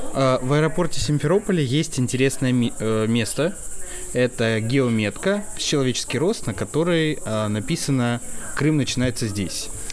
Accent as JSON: {"language": "Russian", "town": "Chelyabinsk", "region": "Chelyabinsk Oblast", "country": "Russia", "said": "я сам тоже из Челябинска"}